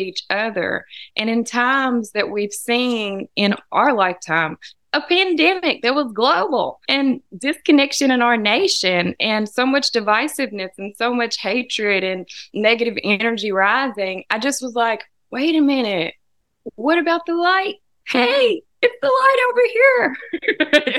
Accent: Humboldt, Tennessee, United States; also born or lived in Jackson, Tennessee; I was born in Jackson at the Jackson-Madison County General Hospital. And then my parents moved to the country between the two towns. And so I went to school in Humboldt

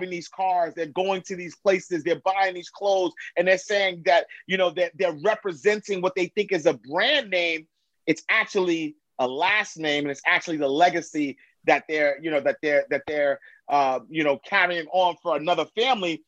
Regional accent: New York City, New York, United States; I'm from New York. I'm from Harlem, Hunter Knight Street, 8th Avenue, St.

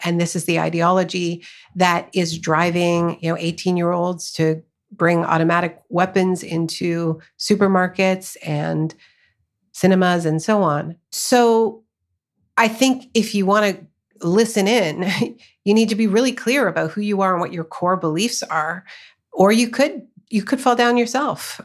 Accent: Canada; also born or lived in United States; I live in Canada. I was born in Canada, but much of my family is in the U S.

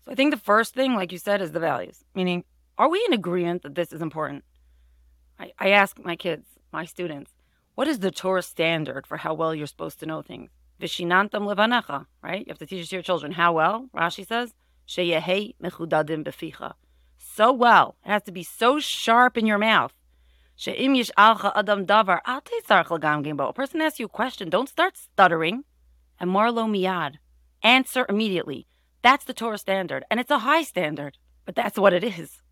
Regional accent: Monsey, New York, United States; I grew up in Muncie

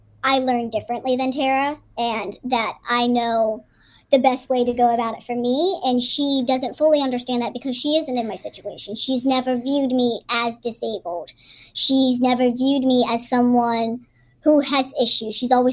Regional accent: Pittsburgh, Pennsylvania, United States; I grew up in Pittsburgh

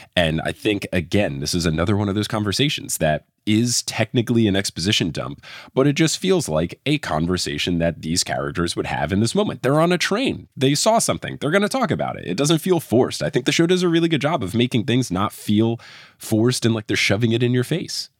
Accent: New Jersey, United States; I grew up in New Jersey

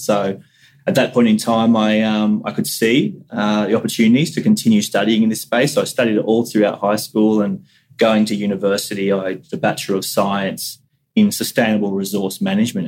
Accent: Central Coast, New South Wales, Australia; also born or lived in Cairns, Queensland; I was born up in North Queensland at Cairns, which is obviously a, a community which is highly connected to the Great Barrier Reef and to terrestrial environments. And so I do recall uh, distant memories of, of the ocean up there and even moving down to the Central Coast when I was two or three

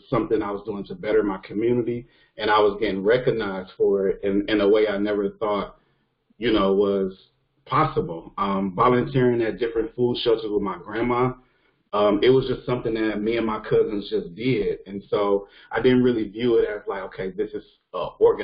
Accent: East Cleveland, Ohio, United States; I was raised in East Cleveland, and I still live in East Cleveland.

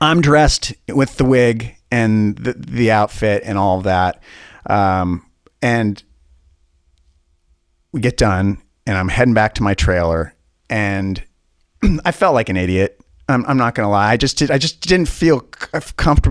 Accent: Spokane, Washington, United States; I'm this kid from Spokane.

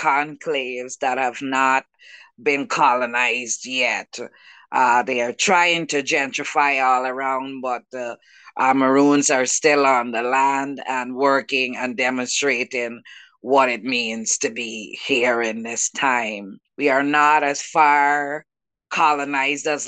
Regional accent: Guyana; now in Brooklyn, United States; I was born in South America, so where I am from, and my people are the Juca people, the people of the Guianas

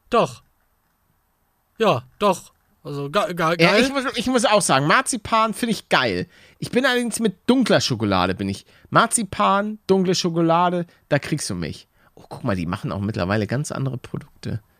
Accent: Lübeck, Schleswig-Holstein, Germany; Aus Lübeck komme ich, nicht. aus dem Norden.

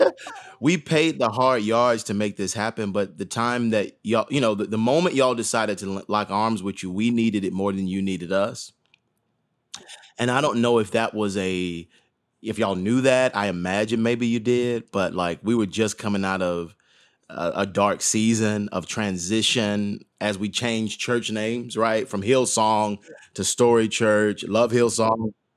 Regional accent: Atlanta, Georgia, United States; Born and raised in Atlanta, Georgia, um, raised on Auburn Avenue

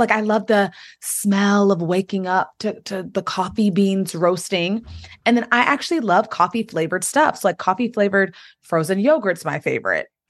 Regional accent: United States; I grew up, um, in the D M V, the Washington, D C area, between Maryland and Washington, D C

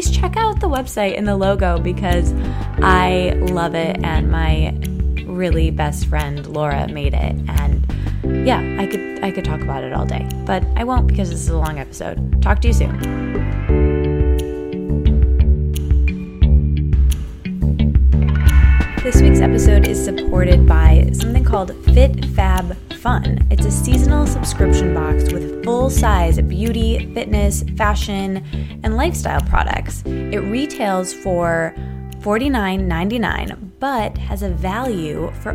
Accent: Midwest, United States; I'm from the Midwest

